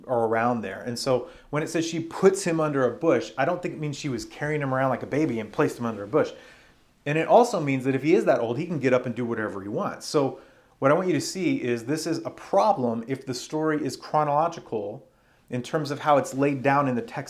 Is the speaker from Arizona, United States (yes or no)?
yes; Arizona, United States; growing up in Arizona